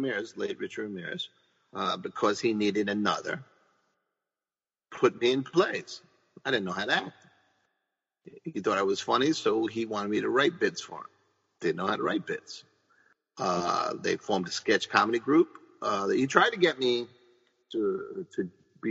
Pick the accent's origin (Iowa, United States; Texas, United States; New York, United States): New York, United States; New York City; I grew up in the Bronx